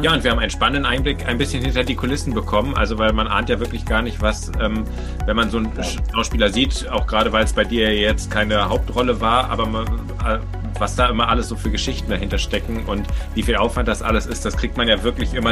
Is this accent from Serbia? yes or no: no; Potsdam, Brandenburg, Germany; moved away as an adult; now in Bremen, Germany; ich bin eigentlich auch hier Potsdamer, wohne aber zurzeit in Bremen